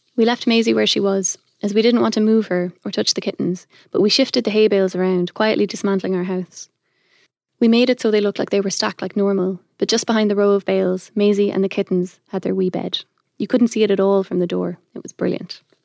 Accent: Ireland; also born or lived in Belgium; I'm not originally from Ireland, I'm a Belgian citizen, but we moved here when I was five. So I'm like Irish by formation

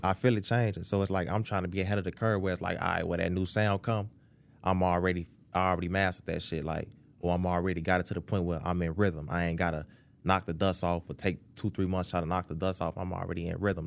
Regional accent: Chicago, Illinois, United States; I'm from Chicago, Southside

